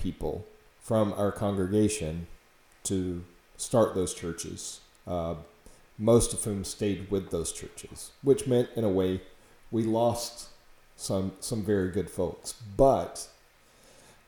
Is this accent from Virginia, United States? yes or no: no; Florida, United States; my home church when I was growing up in Florida